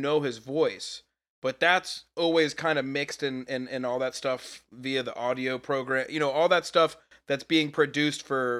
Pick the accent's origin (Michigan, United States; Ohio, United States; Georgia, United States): Georgia, United States; Atlanta; I tell them that I lived outside the loop, you know, OTP outside the perimeter